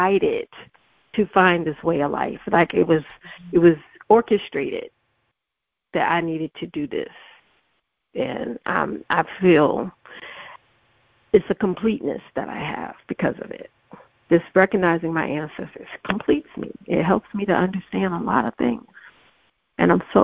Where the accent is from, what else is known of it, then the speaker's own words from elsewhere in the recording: Virginia, United States; moved away; also born or lived in Cleveland, Ohio / Atlanta, Georgia; I grew up in Virginia on the coast